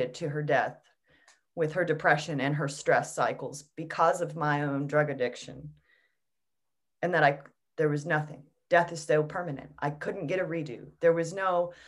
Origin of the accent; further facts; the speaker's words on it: United States; I'm an American